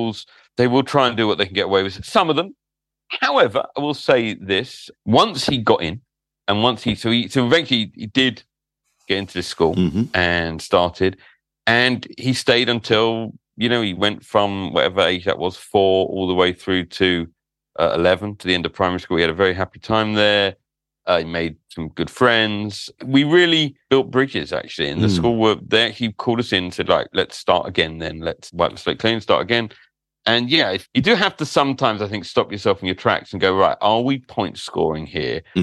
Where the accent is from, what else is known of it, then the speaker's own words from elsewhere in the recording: London, United Kingdom; I grew up in London, a glory-hunting Liverpool fan.